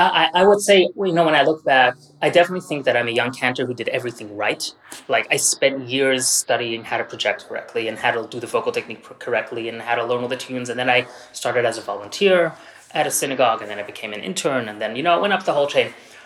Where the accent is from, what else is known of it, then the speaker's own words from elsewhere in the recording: Australia; moved away; I grew up Orthodox. I grew up in Australia. I know it's hard to tell. A long time ago. The accent is long gone.